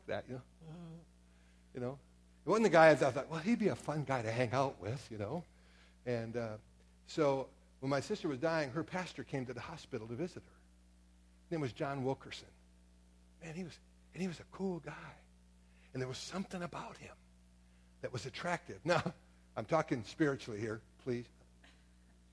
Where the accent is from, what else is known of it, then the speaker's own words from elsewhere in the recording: Door County, Wisconsin, United States; I was raised up in Door County